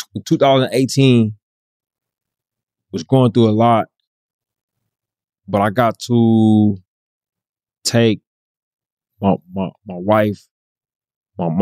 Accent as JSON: {"language": "English", "area": "Bay Area", "region": "California", "country": "United States", "said": "I'm from the Bay Area"}